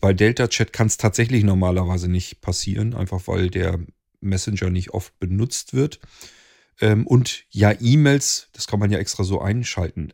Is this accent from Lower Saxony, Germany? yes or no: yes; near Hanover, Lower Saxony, Germany; Germany, Lower Saxony, nearly Hanover